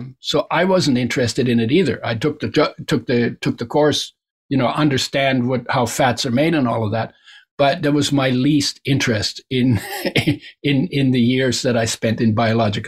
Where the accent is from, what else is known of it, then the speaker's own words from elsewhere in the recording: near the West Coast of Canada, Canada; first language German; English is a second language; also born or lived in Germany; I grew up near the West Coast.